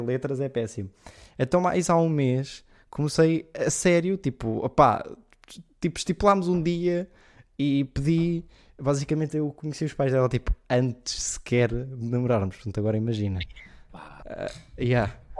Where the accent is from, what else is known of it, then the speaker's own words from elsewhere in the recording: Leiria, Centro, Portugal; E eu sou, eu sou de Leiria.